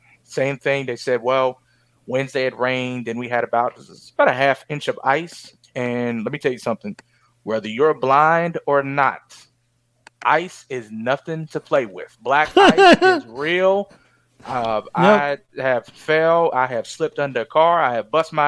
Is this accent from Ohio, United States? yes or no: yes; Cincinnati, Ohio, United States; I'm from Cincinnati